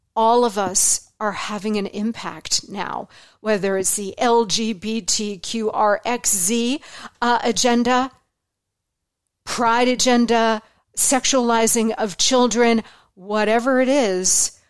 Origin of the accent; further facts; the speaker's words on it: Arizona, United States; born in Arizona